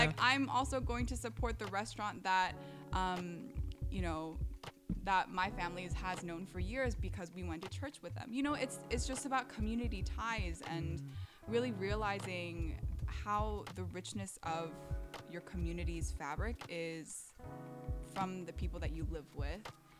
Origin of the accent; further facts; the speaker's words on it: Orange County, California, United States; now in Washington, D.C., United States; so I grew up in Orange County, which has a high population of Asian Americans